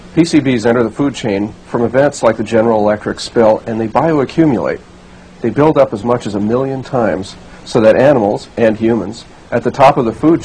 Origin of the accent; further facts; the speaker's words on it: Hudson Valley, New York, United States; now in Kingston, United States; I've lived in the Hudson Valley most of my life, and here on the banks of the Hudson River in Kingston for over 20 years.